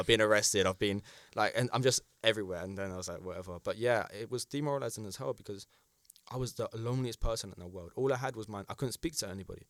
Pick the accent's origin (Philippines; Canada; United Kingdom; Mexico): United Kingdom; as a British citizen